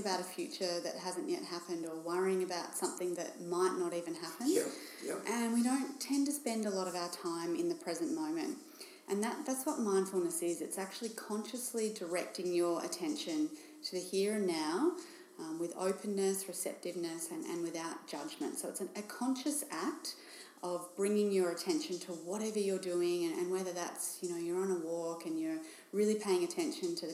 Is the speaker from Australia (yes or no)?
yes; Bendigo, Victoria, Australia; moved away as an adult; now in Geelong, Australia; I grew up in Bendigo, which is in regional Victoria